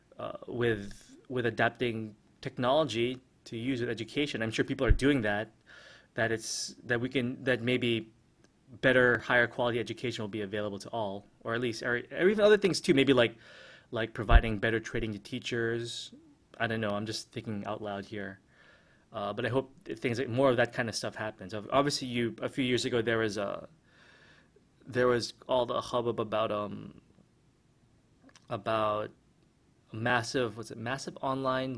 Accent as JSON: {"language": "English", "country": "United States", "also_born_or_lived": "Philippines", "first_language": "English", "moved": "yes", "lives_now": "Manila, Philippines", "said": "I spent half my life in the US and American English is my first language."}